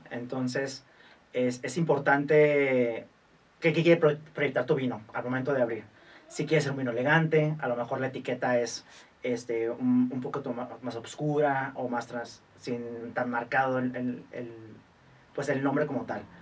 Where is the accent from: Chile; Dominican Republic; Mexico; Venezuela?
Mexico; más bien es como pensar que nosotros, como mexicanos, que a lo mejor nos falta un poquito ese tema